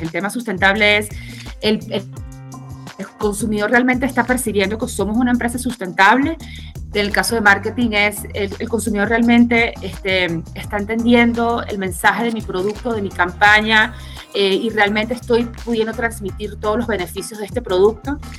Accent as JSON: {"language": "Spanish", "town": "Caracas", "region": "Capital District", "country": "Venezuela", "accent": "Venezuelan", "moved": "as an adult", "lives_now": "Mexico", "said": "Yo soy venezolana, caraqueña, tengo 12 años en México"}